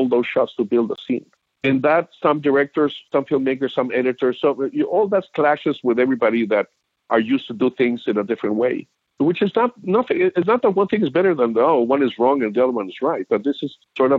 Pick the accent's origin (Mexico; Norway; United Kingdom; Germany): Mexico; now in United States; I was raised in Mexico